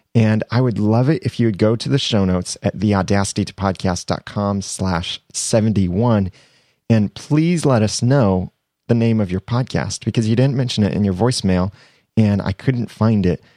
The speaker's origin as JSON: {"language": "English", "country": "United States", "accent": "American", "said": "my American accent"}